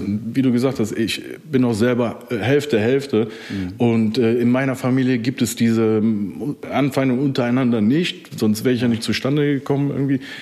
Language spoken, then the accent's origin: German; Germany; ich bin aus dem Rheinland